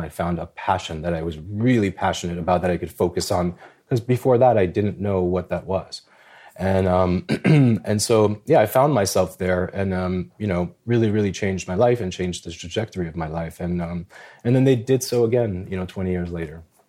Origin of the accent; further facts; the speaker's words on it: New York City, New York, United States; when I was growing up in the Bronx, uh, I'm a, I'm a, I'm a child of Albanian immigrant parents